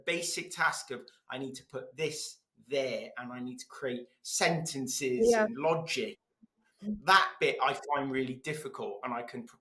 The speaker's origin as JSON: {"language": "English", "region": "Wales", "country": "United Kingdom", "first_language": "Welsh", "second_language": "English", "said": "I learned English through the medium of Welsh, and I couldn't speak either language very well"}